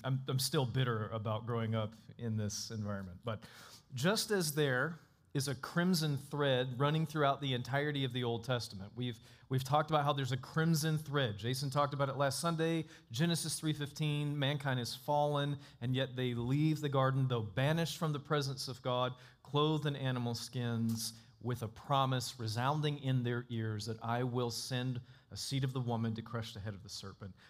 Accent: North Florida, United States; Growing up in North Florida

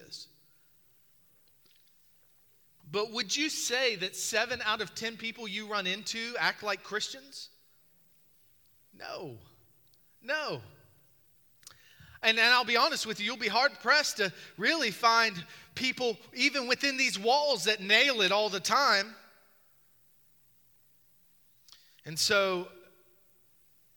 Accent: Charles City, Virginia, United States; moved away; When I grew up in Charles City, Virginia, we got 3 flavors of ice cream

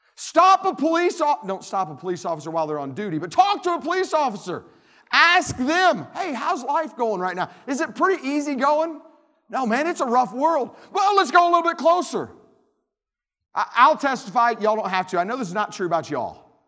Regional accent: Tennessee, United States; I'm from Tennessee

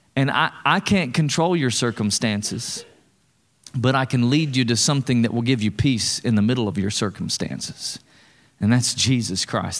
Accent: East Tennessee, United States; I'm from East Tennessee

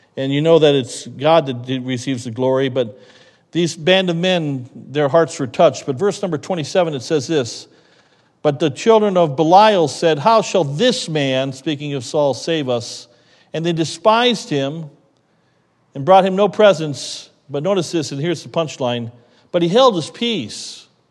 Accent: United States; we grew up in America

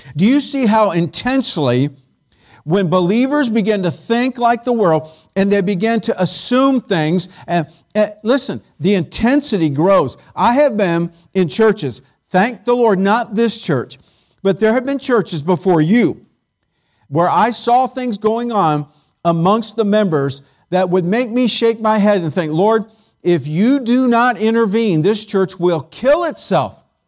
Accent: California, United States; moved away; I grew up in California

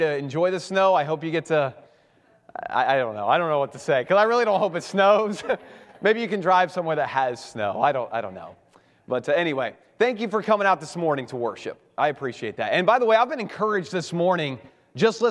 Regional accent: Cincinnati, Ohio, United States; moved away as an adult; now in Baltimore, United States; I am originally from Cincinnati, Ohio

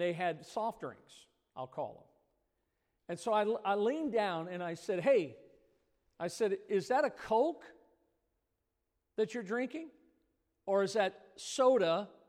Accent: Midwest, United States; I grew up in the Midwest, and we called it soda

